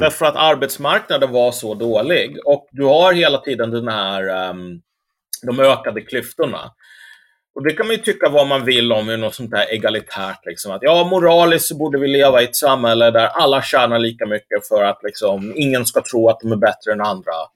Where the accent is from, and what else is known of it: Sweden